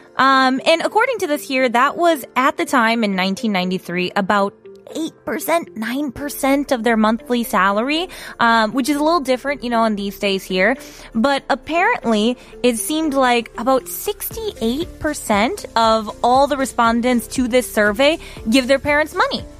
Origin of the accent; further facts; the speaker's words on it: United States; As an American